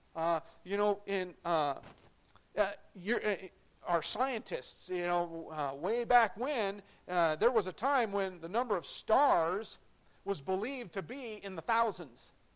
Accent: United States; I'm proud to be an American, but I'm a citizen of heaven before I'm an American

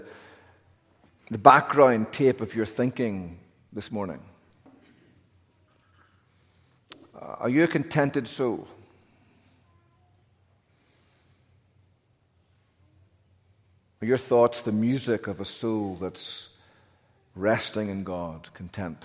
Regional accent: Northern Ireland, United Kingdom; now in North Carolina, United States; I'm from Northern Ireland

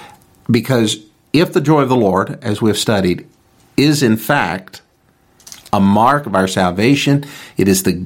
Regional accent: United States; as an American citizen

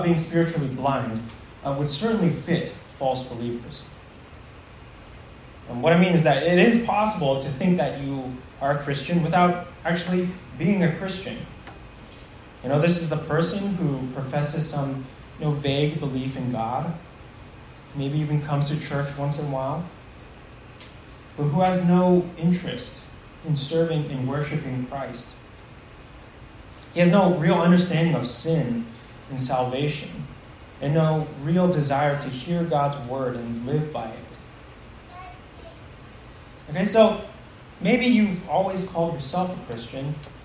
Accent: United States; many of us Americans

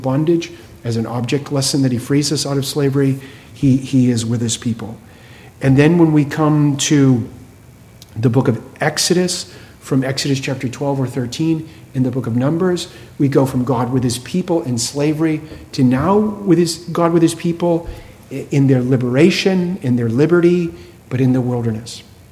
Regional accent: Massachusetts, United States; I was born in Massachusetts

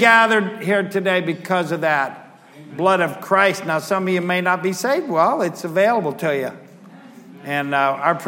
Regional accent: United States; I'm an American

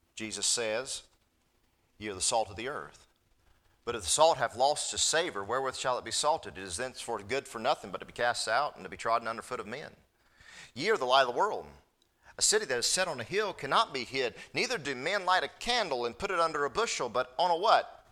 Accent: North Carolina, United States; I'm from North Carolina

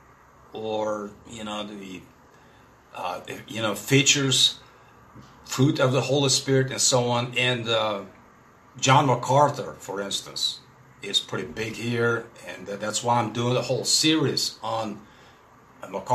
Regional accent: Russia; first language Russian; English is a second language; I'm a Russian guy. My native tongue, of course, is Russian.

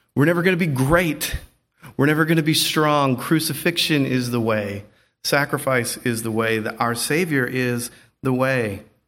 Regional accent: the South, United States; I'm from the South

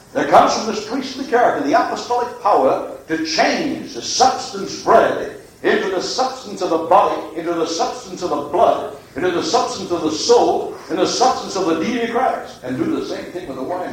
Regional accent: Dunmore, Pennsylvania, United States; I'm not a foreigner from Italy. Dunmore, Pennsylvania is not in Italy.

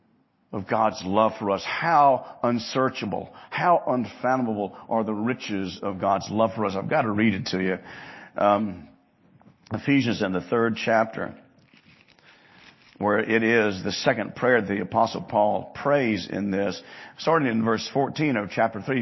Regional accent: Hattiesburg, Mississippi, United States; Growing up in Mississippi, in Hattiesburg

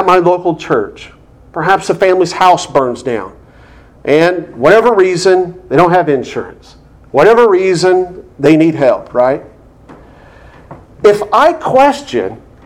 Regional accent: United States; us as American Christians

